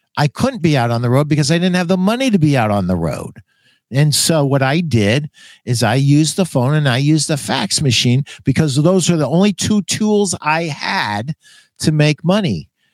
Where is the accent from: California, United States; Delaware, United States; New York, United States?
New York, United States; Schenectady; I was born in Schenectady, New York